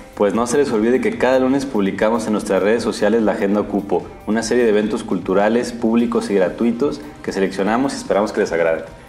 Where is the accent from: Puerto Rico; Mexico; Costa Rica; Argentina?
Mexico; born or raised there; moved away